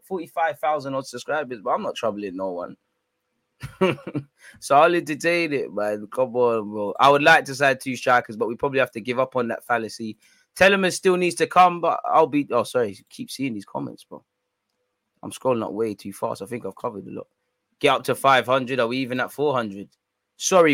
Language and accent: English; London, United Kingdom; I'm just a simple man from North London